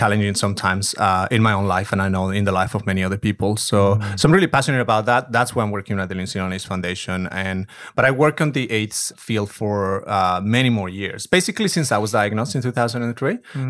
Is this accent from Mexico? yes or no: yes; Mexico; So I'm not originally from Mexico City, which is the capital of the country. I'm from the countryside, if we can call it. So I'm a country girl.